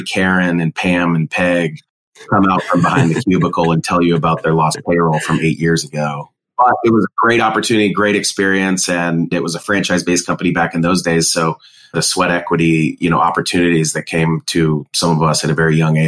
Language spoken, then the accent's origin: English; San Diego, California, United States; moved away as an adult; also born or lived in Idaho / San Jose, California; now in Omaha, United States; So grew up big family, was born in Idaho, but raised mostly in San Diego, California.